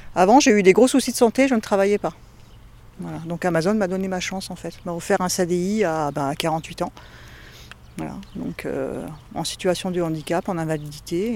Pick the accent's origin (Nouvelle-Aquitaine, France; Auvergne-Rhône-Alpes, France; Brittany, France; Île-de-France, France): Île-de-France, France; Paris; moi je suis de Paris